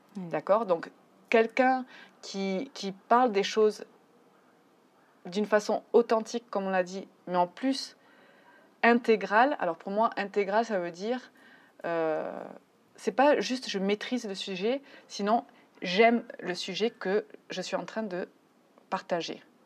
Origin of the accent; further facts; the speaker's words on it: France; moved away as an adult; now in Mexico; Je suis française. Je vis au Mexique depuis 15 ans